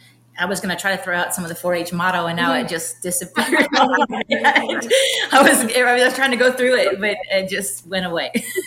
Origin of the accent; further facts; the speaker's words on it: Detroit, Michigan, United States; now in Texas, United States; I'm not from Texas and I don't think that really got aired at all in season one. I'm actually from Detroit. So I get a little Detroit, you know, I get a little hood every once in a while.